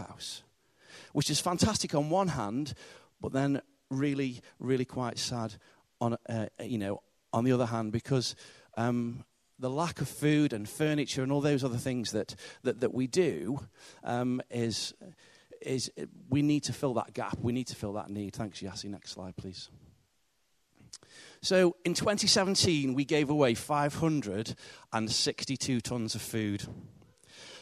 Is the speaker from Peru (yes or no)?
no; the north of England, United Kingdom; accent: northern; my northern accent